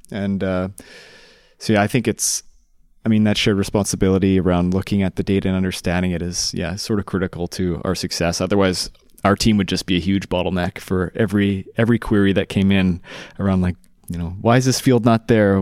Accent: Canada; moved away; I signed up for X-Pac as a Canadian living abroad

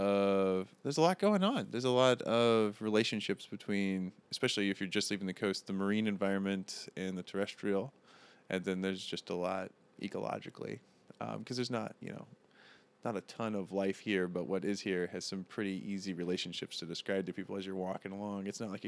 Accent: St. Louis, Missouri, United States; Originally, St. Louis is where I have most of my family, or what's left of it. We've all kind of scattered around.

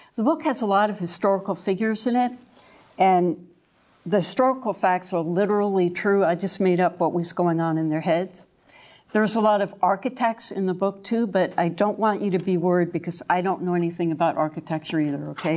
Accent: New York, United States; now in Deep East Texas, United States; the dogwoods I grew up among in New York

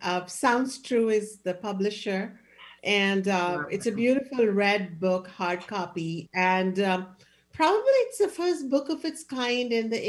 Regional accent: India; I was born in India. That was changing. I was born in the 1960s

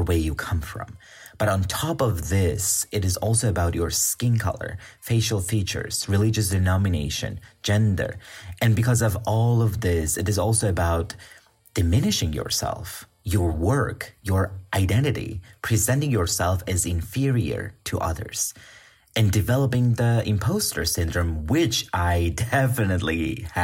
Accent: Georgia; moved away as an adult; also born or lived in Bulgaria; now in Austria; I come from Georgia.

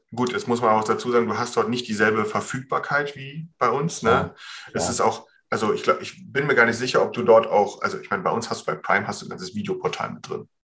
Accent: Germany; hier bei uns in Deutschland

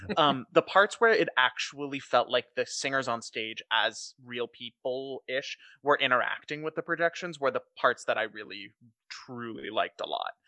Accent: Chicago, Illinois, United States; we're from Chicago.

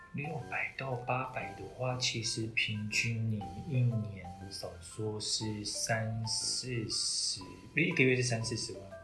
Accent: Taiwan; 我是台湾人

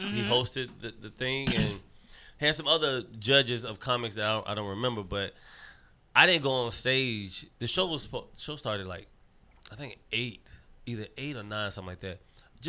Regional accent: North Carolina, United States; I was born in North Carolina

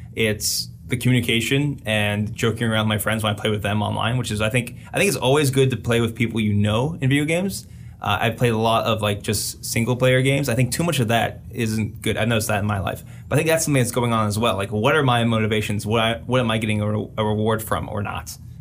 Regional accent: United States

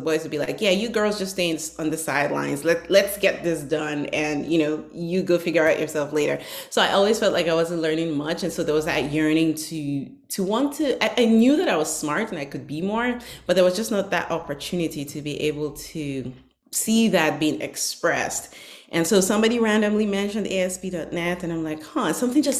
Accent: Northern Nigeria, Nigeria; now in United States; I grew up in northern Nigeria

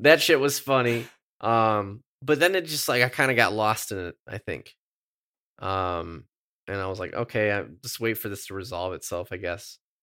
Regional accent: Midwest, United States; I'm from the Midwest

